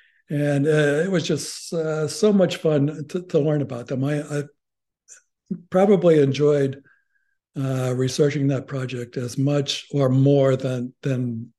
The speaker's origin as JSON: {"language": "English", "town": "Columbus", "region": "Ohio", "country": "United States", "tie": "born or raised there", "said": "Columbus, Ohio, which is my hometown."}